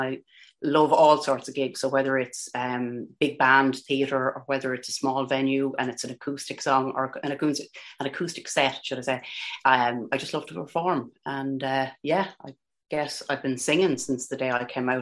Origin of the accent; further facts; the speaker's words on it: Ireland; accent: Irish; I can't deny the big Irish accent. I can't I can't claim to be from Nashville or anywhere else. I'm a total Paddy.